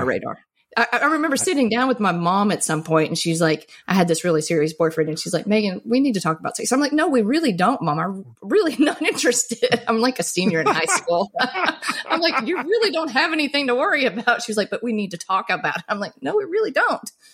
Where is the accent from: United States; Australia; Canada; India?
United States; Mississippi; I grew up in Mississippi